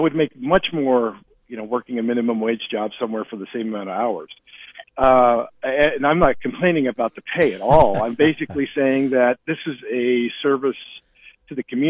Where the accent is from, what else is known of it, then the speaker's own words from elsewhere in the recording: Great Falls, Montana, United States; moved away as an adult; now in Kalispell, United States; Born and raised in Montana, in Great Falls, was in the Army for a long time, came back, and now live in Kalispell